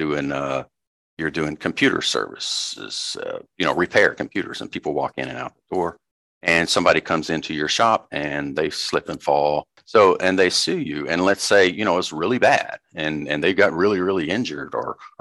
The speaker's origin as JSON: {"language": "English", "region": "Arkansas", "country": "United States", "tie": "born or raised there", "said": "I grew up in Arkansas and I grew up out in the country."}